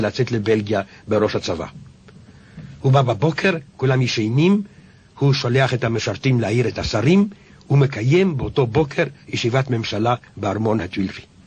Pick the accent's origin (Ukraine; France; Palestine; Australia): France; כשהייתי ילד בבית הספר העממי, כשהמשתב האחרון של נפוליאון הוקרא על ידי המורה